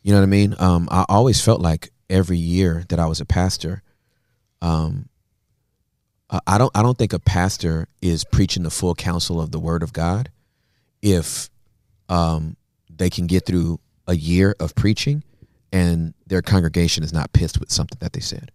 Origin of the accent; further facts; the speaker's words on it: United States; even as an American